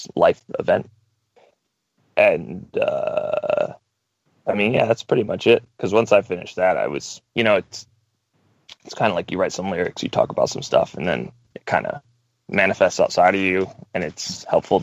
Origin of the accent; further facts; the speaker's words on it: North Carolina, United States; I'm from North Carolina, as I had mentioned, which is kind of the Bible Belt of the United States